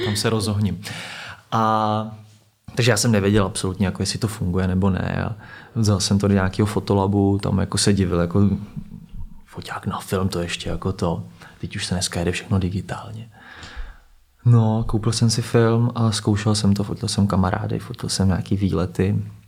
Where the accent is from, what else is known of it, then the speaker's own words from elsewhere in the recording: Plzeň, Plzeň Region, Czechia; now in Prague, Czechia; hraju v Plzni, já jsem z Plzně